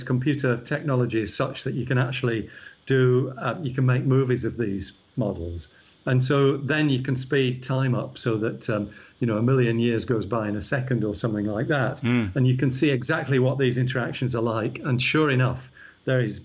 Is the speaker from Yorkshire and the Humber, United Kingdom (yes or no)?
yes; Yorkshire and the Humber, United Kingdom; accent: Yorkshire; also born or lived in Scotland; now in Australia; the Yorkshire shows through because that's where I was born